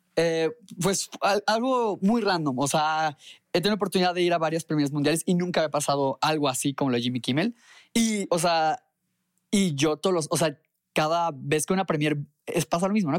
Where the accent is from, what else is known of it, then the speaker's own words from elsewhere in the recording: Mexico; soy de México.